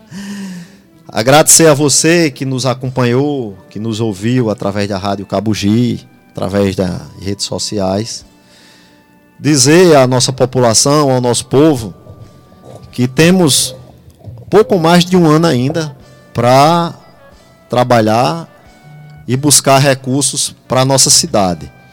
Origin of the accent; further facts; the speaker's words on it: Jardim do Seridó, Rio Grande do Norte, Brazil; eu vejo minha terra